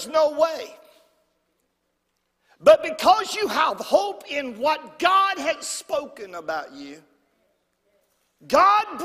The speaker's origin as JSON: {"language": "English", "town": "Brompton", "country": "United States", "said": "I'm from Brompton."}